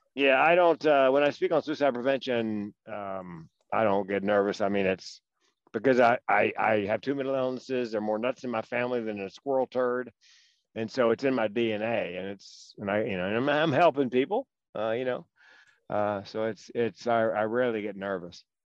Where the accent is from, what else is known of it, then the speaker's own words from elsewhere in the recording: Raleigh, North Carolina, United States; accent: Southern; moved away as an adult; also born or lived in Chapel Hill, North Carolina; now in Eugene, United States; North Carolina, born in Raleigh, went to school in Chapel Hill.